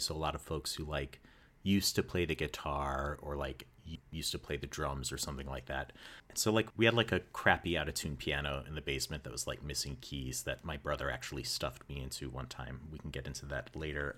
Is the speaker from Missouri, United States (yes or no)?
yes; St. Louis, Missouri, United States; was born and raised in Saint Louis, Missouri